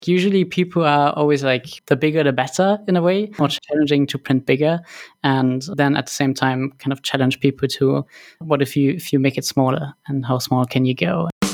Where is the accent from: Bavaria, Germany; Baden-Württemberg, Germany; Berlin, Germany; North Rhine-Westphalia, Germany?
North Rhine-Westphalia, Germany; Cologne; I was born and raised in Cologne